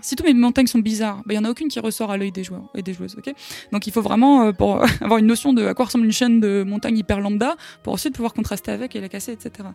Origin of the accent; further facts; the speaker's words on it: France; en tant que Français